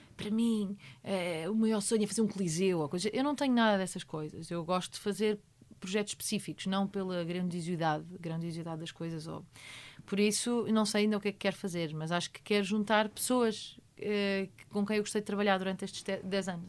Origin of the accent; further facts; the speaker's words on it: Portugal; sou português também